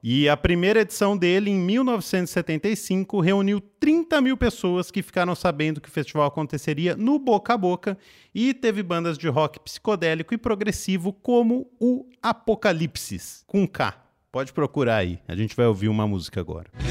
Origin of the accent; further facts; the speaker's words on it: Pirassununga, São Paulo, Brazil; perto da cidade onde eu nasci, Pirassununga